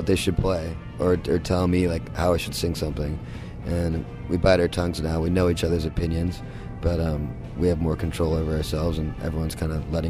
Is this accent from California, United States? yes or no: yes; Dana Point, California, United States; where I grew up in Dana Point at Salt Creek